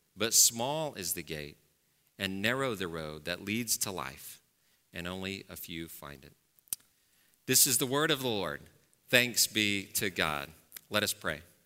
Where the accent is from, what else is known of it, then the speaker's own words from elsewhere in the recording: Dallas, Texas, United States; moved away; I grew up in Dallas, as I said, uh, so, and I grew up in a very, uh, wealthy and white part of Dallas, Texas